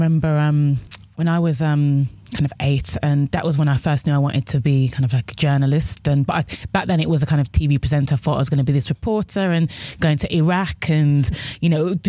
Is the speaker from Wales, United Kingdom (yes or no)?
no; Birmingham, West Midlands, United Kingdom; moved away as an adult; now in London, United Kingdom; I'm from Birmingham as well.